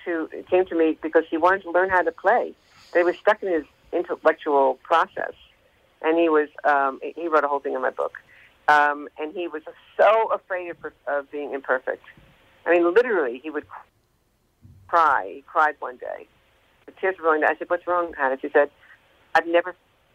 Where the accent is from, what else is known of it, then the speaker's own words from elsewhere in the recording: New York, United States; I was always singing, and I sang in New York, I'm from New York.